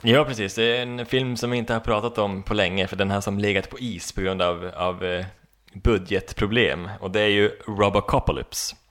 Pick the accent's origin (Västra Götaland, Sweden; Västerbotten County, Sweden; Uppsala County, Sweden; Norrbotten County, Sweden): Norrbotten County, Sweden; Boden; moved away; Jag har varit, varit hem faktiskt, till, till Boden, mina gamla hemtrakter